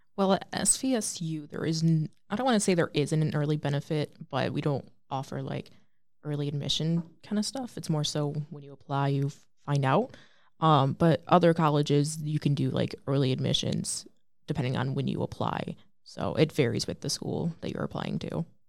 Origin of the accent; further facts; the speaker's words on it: Lake Orion, Michigan, United States; I'm from Lake Orion, Michigan